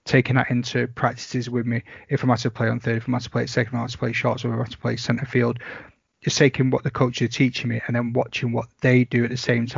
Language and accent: English; Bolton, North West England, United Kingdom; I'm from Bolton